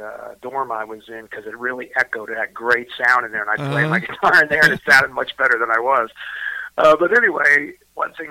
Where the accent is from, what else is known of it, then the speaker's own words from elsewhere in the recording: Bethlehem, Pennsylvania, United States; now in Arlington, Texas, United States; I'm originally from Pennsylvania, born and raised in Eastern Pennsylvania.